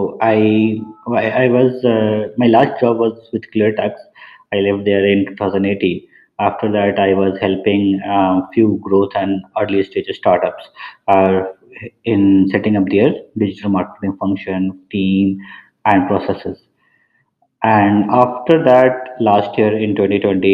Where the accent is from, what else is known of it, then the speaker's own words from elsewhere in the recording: Patna, Bihar, India; moved away as an adult; also born or lived in Purnia, India / Dhanbad, India / Ahmedabad, India; I belong to Bihar. My hometown is Purnia. However, I have switched a lot between Purnia and Patna, between the houses of my grandparents. And I did my schooling in Patna